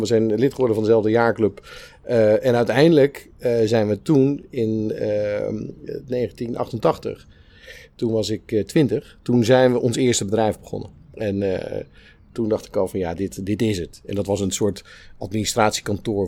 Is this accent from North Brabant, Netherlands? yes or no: no; Spijkenisse, South Holland, Netherlands; also born or lived in Capelle aan den IJssel; Ik ben geboren in Capelle. En toen ik vier was, verhuisd naar, naar Spijkenisse